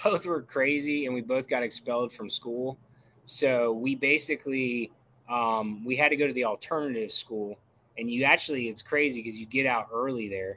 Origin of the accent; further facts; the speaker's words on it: Brevard County, Florida, United States; I'm from Brevard County. I actually still live there